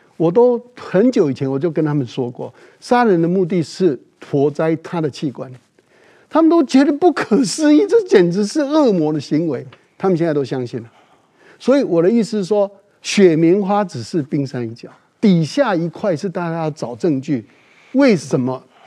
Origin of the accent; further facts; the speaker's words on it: Taiwan; 我们台湾人不能做事